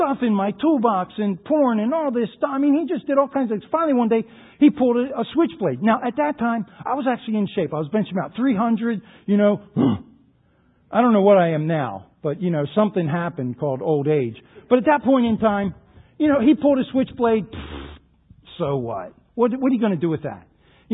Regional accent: Baltimore, Maryland, United States; I grew up in the Baltimore area

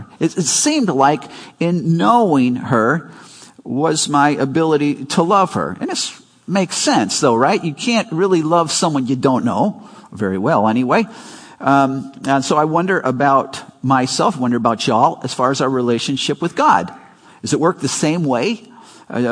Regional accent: Chicago, Illinois, United States; they moved to Chicago before I was born, and so we were raised in Chicago.

